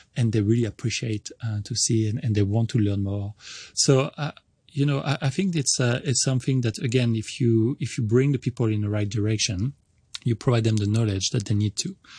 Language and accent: English; France; English is a second language; moved away as an adult; also born or lived in Montreal, Canada; now in Hong Kong; I'm originally from France, and I started going to college there